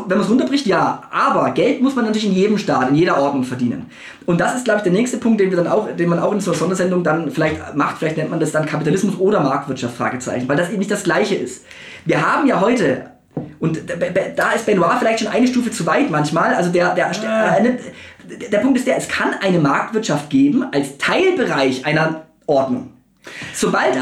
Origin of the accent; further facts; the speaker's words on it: Germany; als Deutsche oder als Mitteleuropäer